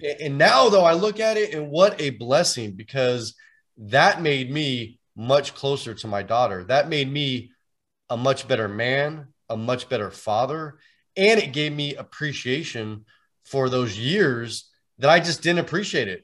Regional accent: San Francisco Bay Area, California, United States; I'm actually originally from the Bay Area here in Northern California.

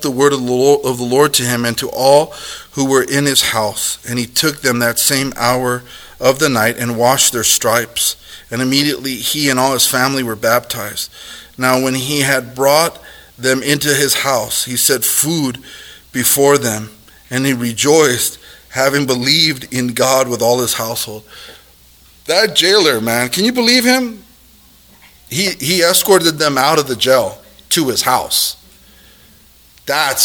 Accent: United States; We're Americans

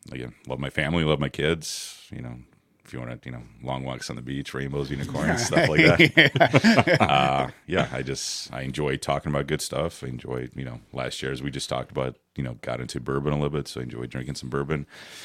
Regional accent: Mayfield Heights, Ohio, United States; also born or lived in Odessa, Ukraine; Originally from Ukraine, Odessa, Ukraine. Came here in 89, so I was 10 years old when we came over here. I grew up in the Mayfield Heights area.

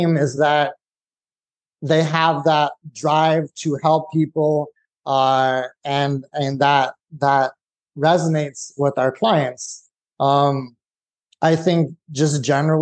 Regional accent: Santa Clarita, California, United States; moved away as an adult; now in Texas, United States; I grew up in California, lived there my whole life.

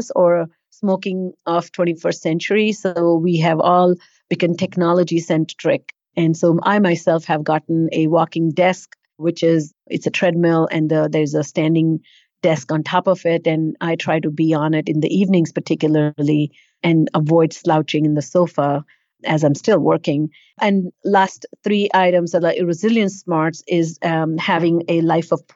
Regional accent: India; moved away; not growing up in India

